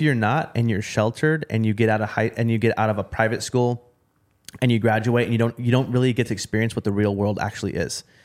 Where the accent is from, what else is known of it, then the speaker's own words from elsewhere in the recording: Portland, Oregon, United States; I'm from Portland, Oregon